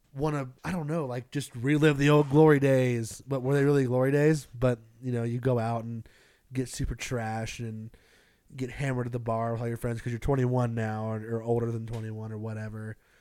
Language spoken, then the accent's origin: English; Greenville, South Carolina, United States; moved away; I grew up in Greenville, South Carolina